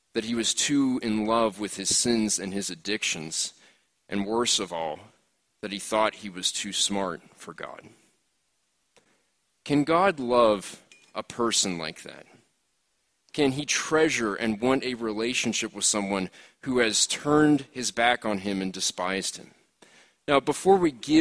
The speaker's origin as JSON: {"language": "English", "town": "Philadelphia", "region": "Pennsylvania", "country": "United States", "tie": "born or raised there", "moved": "yes", "said": "back home where I grew up in Philadelphia"}